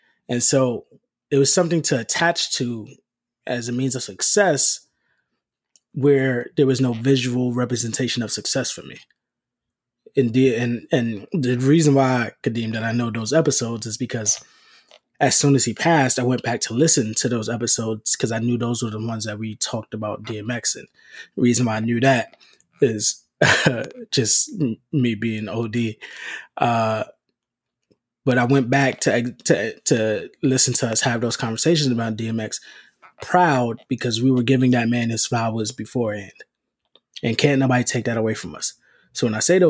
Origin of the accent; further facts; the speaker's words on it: New York City, New York, United States; born and raised in the Bronx